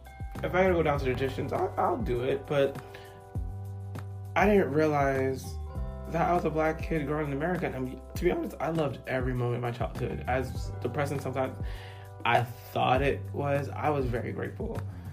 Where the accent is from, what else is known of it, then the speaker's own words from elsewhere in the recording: East Coast, United States; No, I am a black guy from the East Coast. I never say Boston or New York because I grew up in the East. So I'm a black guy on the East Coast who happens to love his heritage, whose dad's Dominican, mom's Haitian.